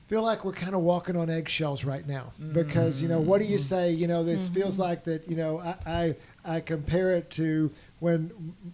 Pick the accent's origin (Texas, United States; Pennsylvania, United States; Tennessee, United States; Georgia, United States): Texas, United States; Denton; I grew up in Denton, Texas